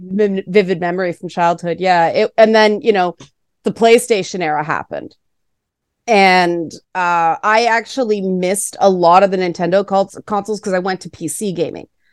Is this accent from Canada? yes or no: yes; Toronto, Ontario, Canada; I grew up in the Jane Finch part of Toronto.